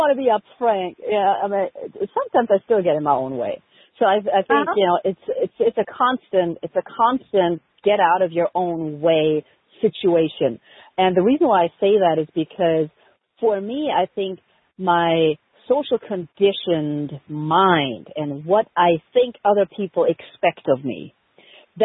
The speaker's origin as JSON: {"language": "English", "country": "Germany", "moved": "yes", "said": "I had no family over here because I'm originally from Germany"}